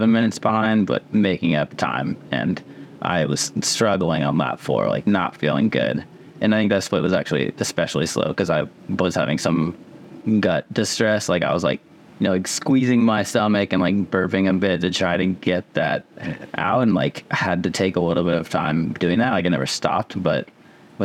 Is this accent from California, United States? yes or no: yes; Palo Alto, California, United States; now in Colorado, United States; I grew up in California